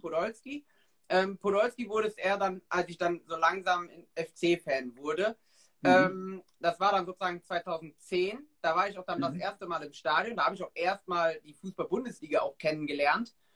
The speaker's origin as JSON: {"language": "German", "area": "Ahrweiler district", "region": "Rhineland-Palatinate", "country": "Germany", "said": "ich komme halt aus Kreis Arbeiter"}